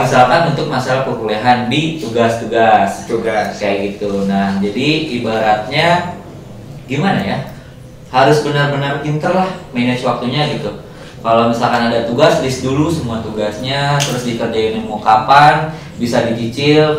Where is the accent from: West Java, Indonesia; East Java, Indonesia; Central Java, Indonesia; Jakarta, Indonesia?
West Java, Indonesia; Bekasi; Gua asal Bekasi.